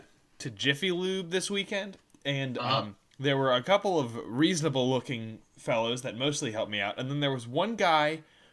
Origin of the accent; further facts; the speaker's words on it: the American South, United States; as someone born and raised in the American South.